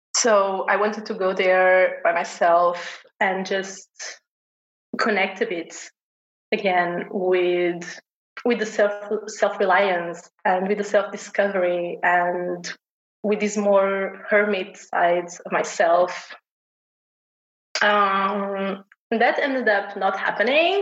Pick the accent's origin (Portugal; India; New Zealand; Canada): Portugal; I've been born and raised in Portugal